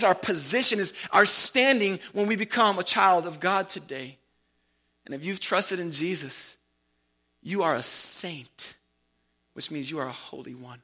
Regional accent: Chicago, Illinois, United States; I love being from Chicago. It is my positional location. And I live in light of the fact that I'm from Chicago

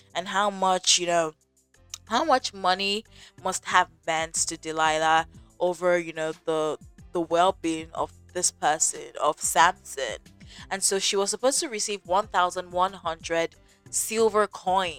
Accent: Nigeria; I'm from Nigeria

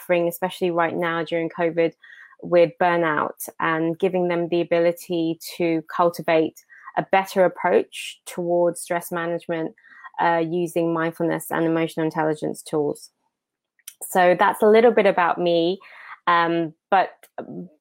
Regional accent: Enfield, London, United Kingdom; now in Washington DC, United States; I am born and raised in Enfield, but currently living here in Washington DC.

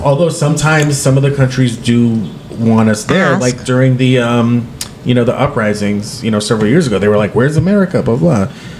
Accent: United States; we're American.

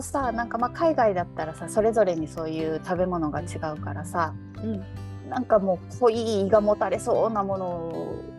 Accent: western Japan, Japan; accent: western (nishi no namari); moved away; 私はちょっと西の訛りもあると思うので

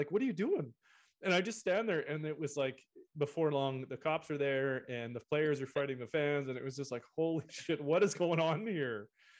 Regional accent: High Prairie, Alberta, Canada; moved away; I grew up in High Prairie for quite a few years

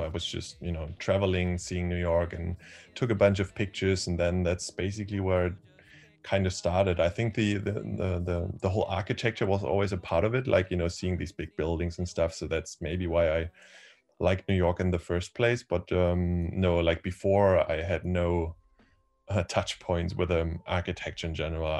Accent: Berlin, Germany; I am from Berlin. I've um, been born here

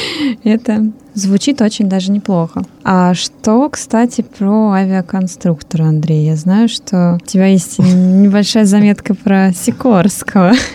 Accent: Russia; now in Hungary; три иммигранта из России в Венгрии

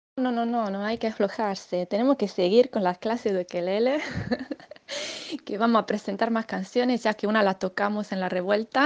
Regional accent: Sardinia, Italy; Spanish is a second language; aunque sea italiana, escribo poema en castellano

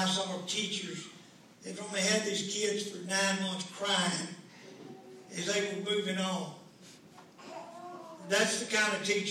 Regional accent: Omaha, Nebraska, United States; I was raised here in Naples and Omaha

